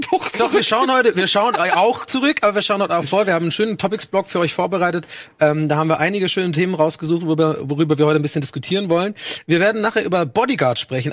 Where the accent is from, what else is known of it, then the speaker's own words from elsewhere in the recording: Dublin, Leinster, Ireland; moved away; Ich bin ja in Dublin aufgewachsen